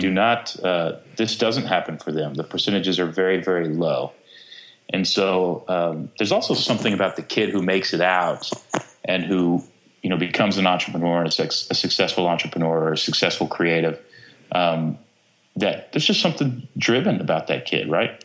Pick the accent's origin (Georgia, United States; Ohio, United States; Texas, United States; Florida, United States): Texas, United States; growing up in Texas